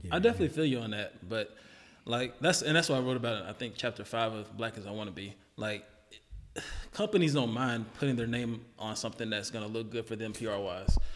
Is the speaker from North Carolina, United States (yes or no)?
yes; Charlotte, North Carolina, United States; I grew up in the hood too. Like I grew up in Charlotte, and parts that weren't good at all